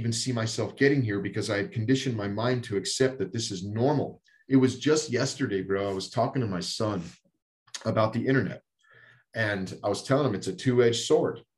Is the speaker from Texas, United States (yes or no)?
yes; Texas, United States; also born or lived in Colorado; now in North Dakota, United States; I grew up in Texas, but we've been in Colorado for 20 years before we moved to North Dakota